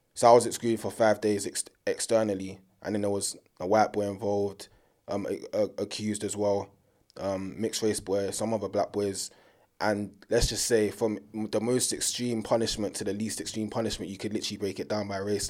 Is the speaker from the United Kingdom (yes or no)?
yes; United Kingdom; being British and being born here.